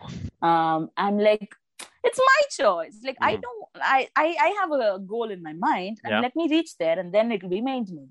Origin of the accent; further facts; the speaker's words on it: Bengaluru, Karnataka, India; also born or lived in Kerala; I was born and raised in Bengaluru, but my native is Kerala